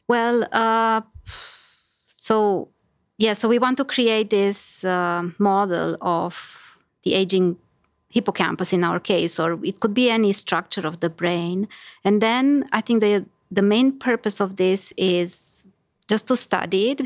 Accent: Romania; moved away as an adult; I grew up in Romania, so that's where I did my undergrad

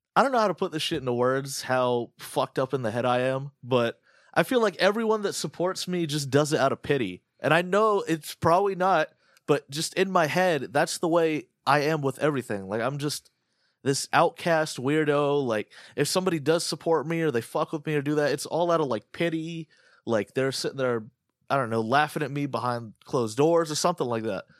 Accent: United States; I'm fucking American, dude. We're, we don't eat crumpets.

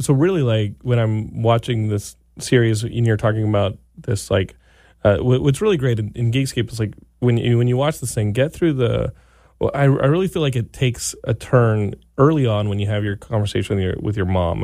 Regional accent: Texas, United States; I grew up in Texas

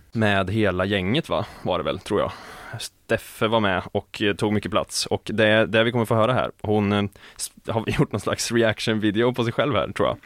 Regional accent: Skaraborg, Västra Götaland, Sweden; inte min hemstad, men min hemregion, Skaraborg

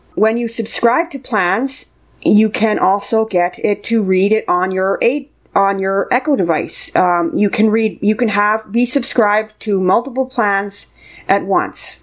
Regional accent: Canada; I'm from Canada

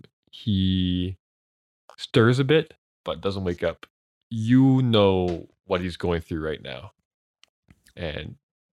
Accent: Canada; we're Canadian.

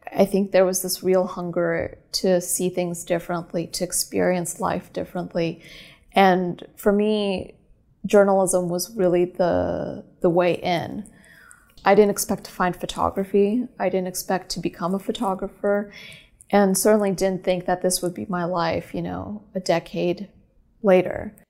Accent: California, United States; also born or lived in Moscow, Russia / New York; I was born in Moscow, uh, Russia. I'm Armenian, and came to America when I was a little girl and grew up in California

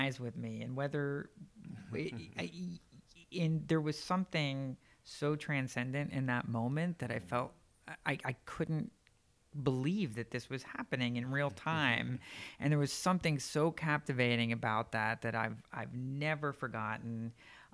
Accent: Northeast Pennsylvania, United States; I grew up in Northeast Pennsylvania for the most part, about an hour directly west of Manhattan

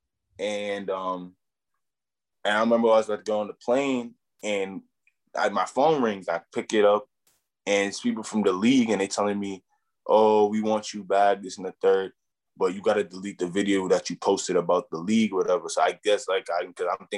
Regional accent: New York City, New York, United States; also born or lived in Brownsville; I come all the way from Brooklyn

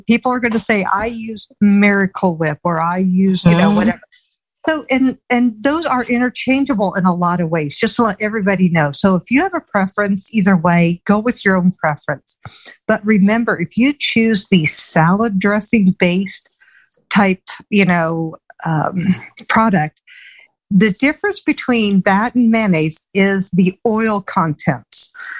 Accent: Southern United States, United States; I'm a Southerner.

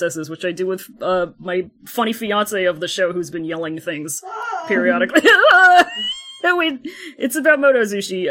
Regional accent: United States; I'm American

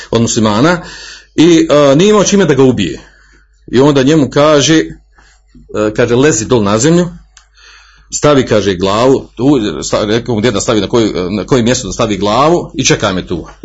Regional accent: Bosnia & Herzegovina; kod nas u Bosni

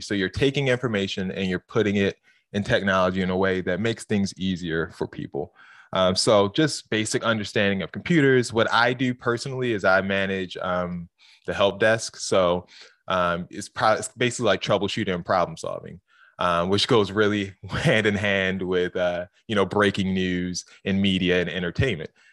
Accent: Baltimore, Maryland, United States; growing up in Baltimore

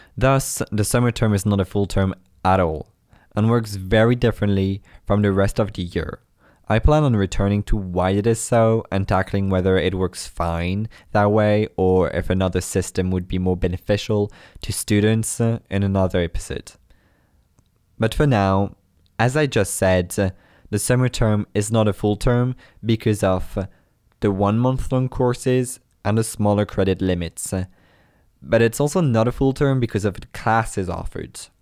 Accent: Brittany, France; moved away as an adult; now in Montreal, Canada; I come from Brittany, France.

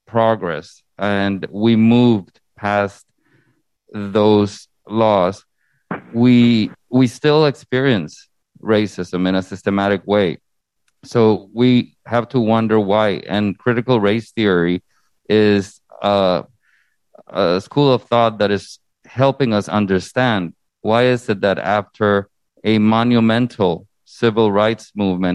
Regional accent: Honduras; now in United States; originally born and raised in Honduras in Central America

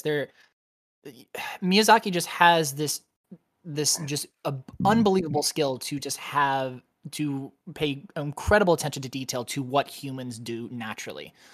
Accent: United States; as an American

